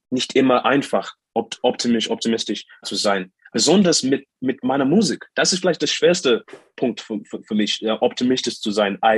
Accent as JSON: {"language": "German", "country": "Zimbabwe", "tie": "born there", "second_language": "German", "moved": "yes", "said": "so ich bin in Zimbabwe geboren, aber das letzte Mal, dass ich, dass ich in Zimbabwe war, vor dieser Reise, war äh, fünf Jahre. Seit, ich war seit, you know, fünf Jahre nicht in meinem Heimatland"}